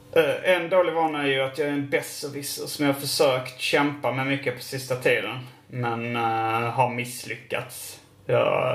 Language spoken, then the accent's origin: Swedish; Malmö, Skåne, Sweden; Jag är född i Malmö